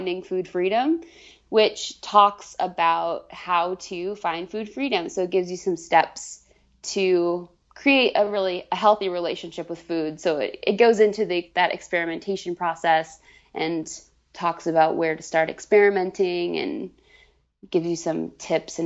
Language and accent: English; Vermont, United States; moved away as an adult; now in Boston, United States; I moved from Vermont, where I grew up, in the middle of nowhere, down a dirt road.